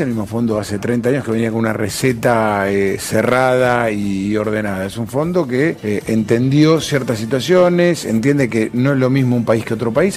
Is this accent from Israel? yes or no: no; Argentina; como argentinos